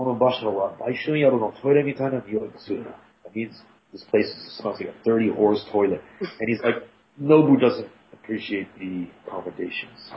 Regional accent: Montreal, Quebec, Canada; first language English; I was raised here.

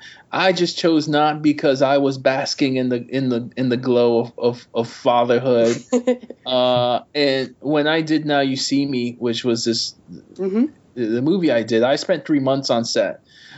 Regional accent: New York, United States; I am a New Yorker

